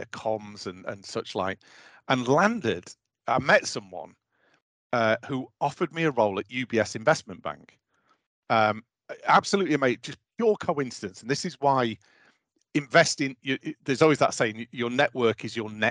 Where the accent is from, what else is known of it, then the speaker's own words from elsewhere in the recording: Doncaster, Yorkshire and the Humber, United Kingdom; I was born and brought up in Doncaster, a mining town in the north of England